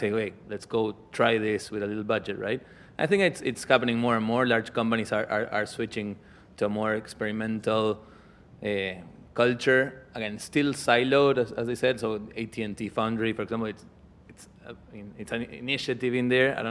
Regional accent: Argentina; from Argentina

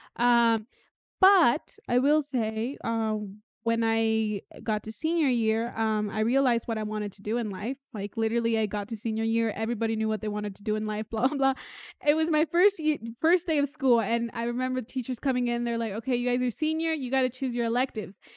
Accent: Oregon, United States; first language English; now in Mexico; I grew up in Oregon and English was my main language

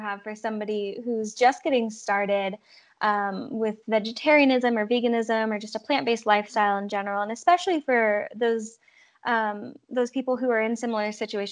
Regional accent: West Coast, United States; now in South Dakota, United States; we don't have a Sprouts here in South Dakota where I live now, but I'm from the West Coast

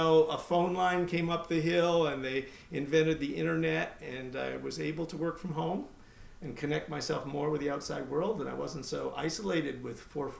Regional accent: Beirut, Beirut Governorate, Lebanon; I grew up in Beirut, Lebanon, where my father was a teacher. He taught theology at a Protestant seminary. American family, but we grew up overseas.

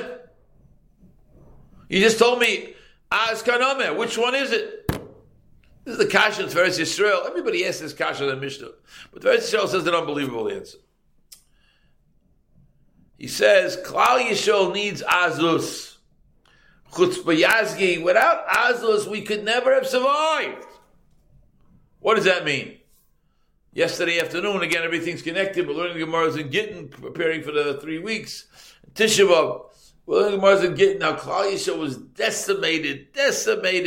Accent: Boston, Massachusetts, United States; I come from Boston

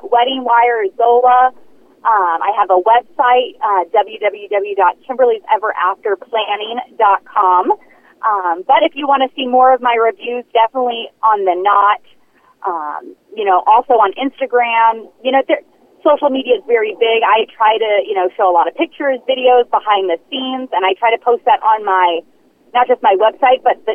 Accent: Anaheim, California, United States; moved away as an adult; now in Scottsdale, United States; I'm actually from Anaheim, California, though I just moved to Scottsdale a few years ago in Arizona

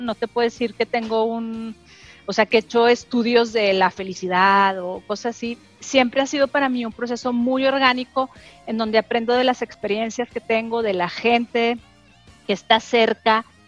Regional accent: Torreón, Coahuila, Mexico; moved away; yo crecí en Torreón, como tú, bien sabes, en, una familia muy tradicional

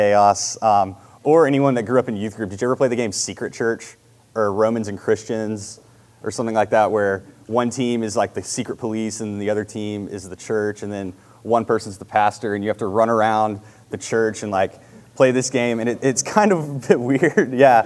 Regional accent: Marietta, United States; I grew up in Marietta, went to Marietta High School. I've always been in this area

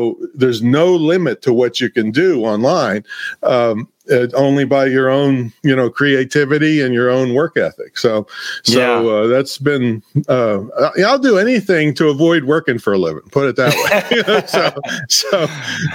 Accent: Claysville, Pennsylvania, United States; I came from a small town. 500 people is my hometown, and it's still, that's the population today

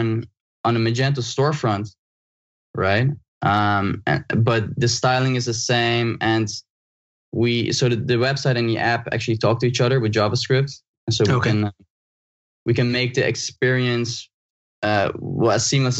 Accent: Netherlands; moved away as an adult; now in Australia; I'm originally from the Netherlands. I was born and grew up in the Netherlands. Yeah. And I moved to Australia 7 years ago.

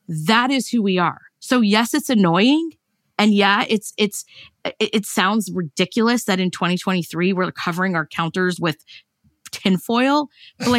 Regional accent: Long Beach, United States; I grew up in Long Beach

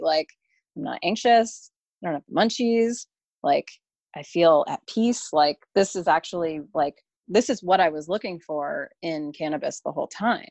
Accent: Southeastern Connecticut, United States; I'm from Southeastern Connecticut

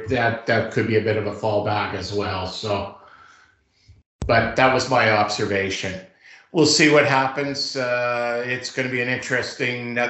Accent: Canada; I'm Canadian

